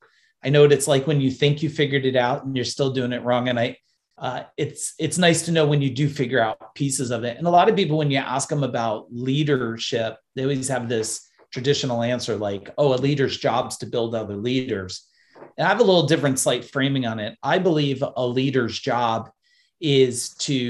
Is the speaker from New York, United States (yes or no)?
no; New Jersey, United States; I was born in New Jersey